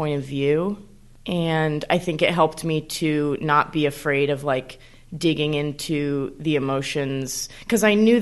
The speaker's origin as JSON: {"language": "English", "region": "Connecticut", "country": "United States", "moved": "as an adult", "lives_now": "New York, United States", "said": "So I moved to New York. I'm from Connecticut"}